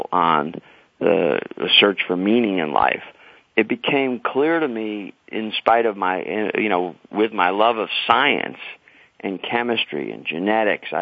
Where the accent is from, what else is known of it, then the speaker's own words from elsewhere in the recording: New York City, New York, United States; also born or lived in Leonia, New Jersey; In New York City, I'm pretty much a New Yorker